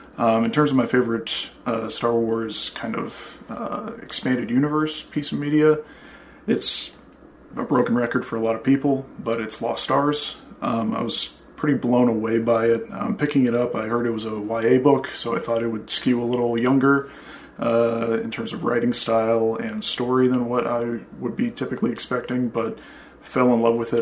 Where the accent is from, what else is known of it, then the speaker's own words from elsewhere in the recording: Kansas, United States; also born or lived in Boston area, Massachusetts; now in Boston, United States; I'm originally from Kansas. Uh, now I live in the greater Boston area